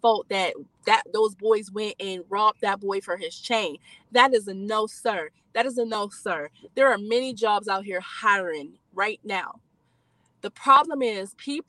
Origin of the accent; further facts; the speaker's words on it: Youngstown, Ohio, United States; I'm from Youngstown